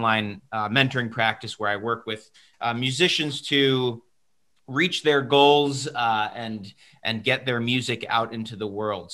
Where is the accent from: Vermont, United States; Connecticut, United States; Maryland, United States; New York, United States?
New York, United States; Westchester County; So I'm originally from Westchester County, New York, which is right outside New York City, currently where I'm calling from